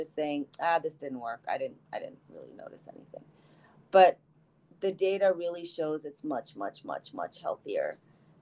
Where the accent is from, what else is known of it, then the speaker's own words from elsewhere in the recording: India; also born or lived in New Jersey / Boston / New York / Maryland; now in United States; I grew up in India